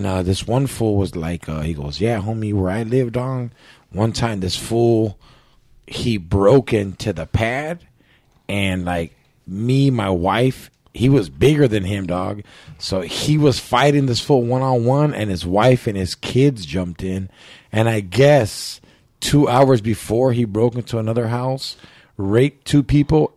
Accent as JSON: {"language": "English", "town": "Orange", "region": "California", "country": "United States", "tie": "born or raised there", "said": "my hometown, the city of Orange"}